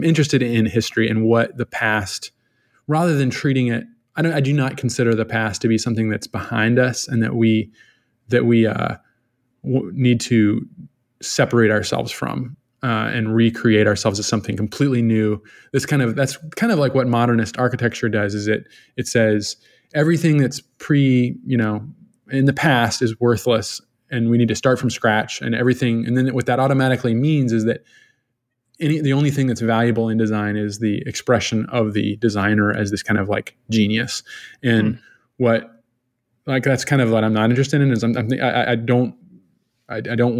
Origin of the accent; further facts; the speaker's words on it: Richmond, Virginia, United States; now in Los Angeles, United States; I'm originally from Virginia, all over Richmond, Virginia, just terrorized the city